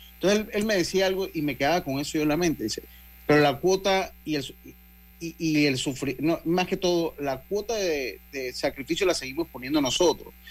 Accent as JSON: {"language": "Spanish", "country": "Panama", "said": "una frase que utilizamos acá en mi tierra"}